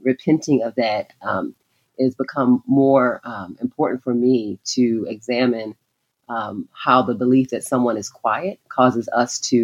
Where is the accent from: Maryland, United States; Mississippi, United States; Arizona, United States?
Maryland, United States; Baltimore; growing up in Baltimore